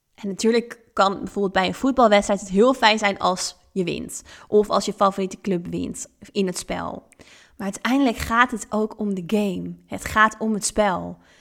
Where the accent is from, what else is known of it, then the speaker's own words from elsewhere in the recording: Netherlands; also born or lived in Thailand; now in Ibiza, Spain; Eigenlijk al heel jong ben ik veel gaan reizen en ben ik weggegaan uit Nederland.